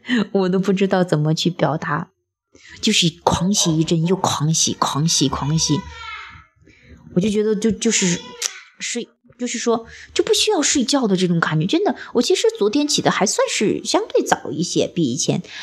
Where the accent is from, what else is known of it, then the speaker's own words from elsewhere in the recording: China; 我说即便像我们这样生活在中国